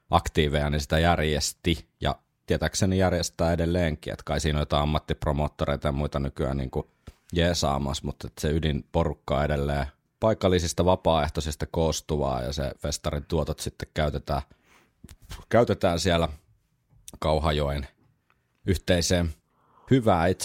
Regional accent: Oulu, North Ostrobothnia, Finland; Itse kun olen Oulusta kotoisin

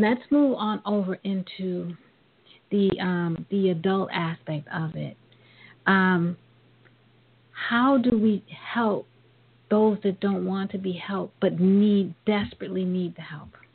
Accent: New York, United States; growing up in New York

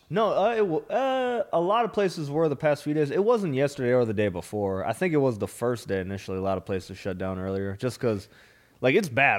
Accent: Minnesota, United States; also born or lived in South Florida; now in Austin, United States; I'm from Minnesota

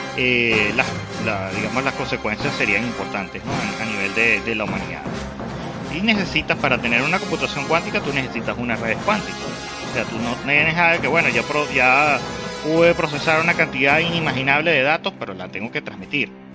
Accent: Venezuela; somos de Venezuela

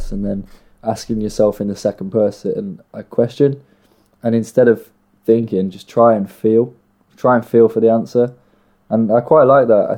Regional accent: Nottingham, East Midlands, United Kingdom; from Notts. 0115

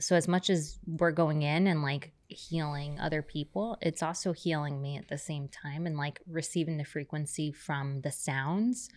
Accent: New York City, New York, United States; now in Laguna Beach, United States; I grew up on the Lower East Side.

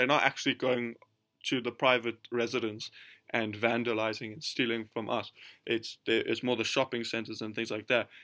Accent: South Africa; we're from South Africa

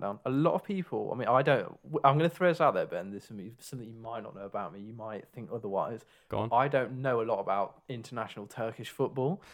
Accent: England, United Kingdom; we are actually from England. Um, so that's our home nation

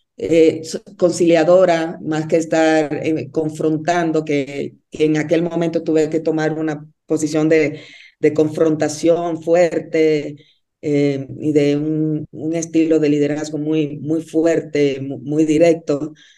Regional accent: Dominican Republic; moved away as an adult; also born or lived in Mexico City, Mexico / Monterrey, Mexico; now in Bogotá, Colombia; Yo soy de Dominicana

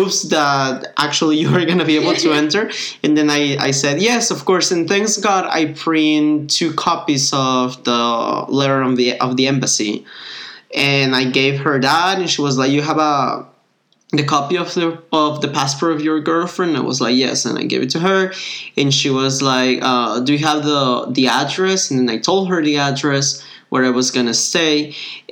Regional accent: Mexico; I was from Mexico

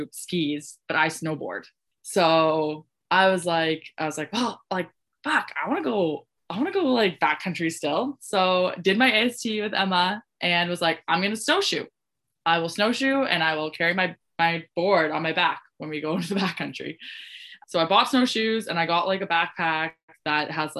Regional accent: Ontario, Canada; moved away; I'm from Ontario

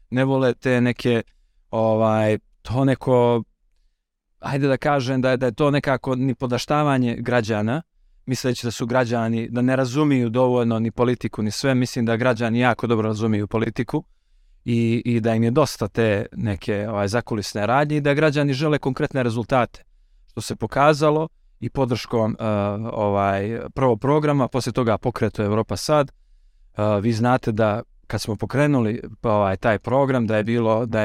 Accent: Montenegro

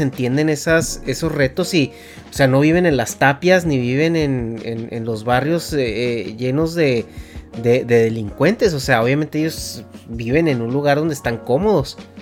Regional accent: Mexico; yo como, como mexicano

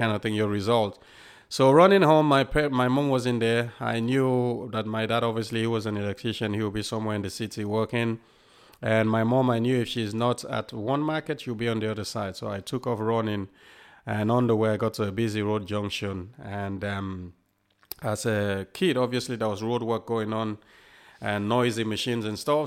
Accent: Freetown, Western Area, Sierra Leone; also born or lived in England; now in United Kingdom; I was born in Sierra Leone, and, um, grew up in Sierra Leone, obviously, and until the Civil War started

